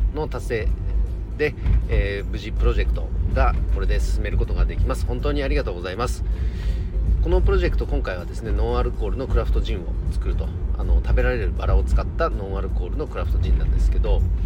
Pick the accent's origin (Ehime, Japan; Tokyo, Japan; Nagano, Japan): Nagano, Japan; also born or lived in Chikuma; 地元長野県で特に僕が住んでいる千曲市